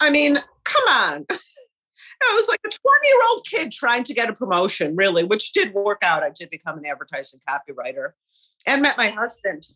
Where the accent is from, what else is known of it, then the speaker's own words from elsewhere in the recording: Chicago, Illinois, United States; I grew up in Rogers Park in Chicago, which is a very middle-class neighbor.